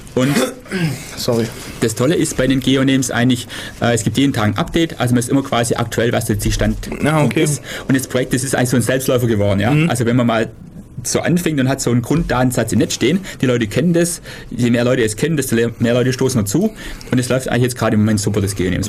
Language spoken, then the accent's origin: German; Süßen, Baden-Württemberg, Germany; Süßen, wo ich herkomme